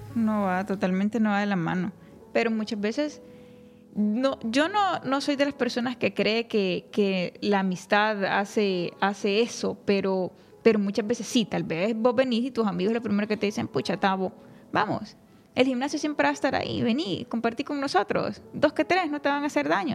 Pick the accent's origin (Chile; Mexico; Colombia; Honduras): Honduras; la cultura de, que nos envuelve como hondureños